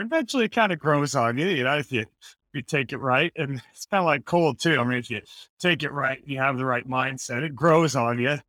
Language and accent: English; Idaho, United States; the winters where I grew up in Idaho were always just so bitter cold.